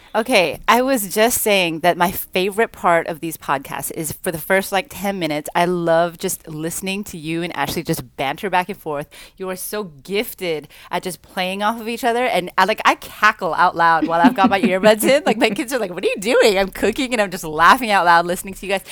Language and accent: English; Vancouver, British Columbia, Canada; also born or lived in South Central, Los Angeles; now in Long Beach, United States; I grew up in Vancouver